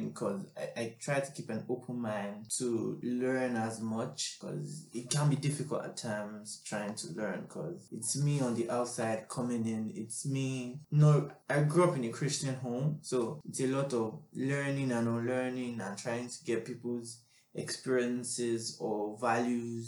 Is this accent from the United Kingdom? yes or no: no; Nigeria; moved away; also born or lived in Liberia; I grew up 15 years in Nigeria